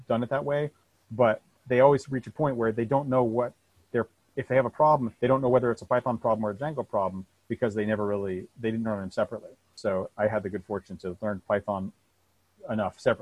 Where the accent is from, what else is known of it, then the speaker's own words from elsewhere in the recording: Vermont, United States; I grew up in Vermont on a dirt road, you know, miles from town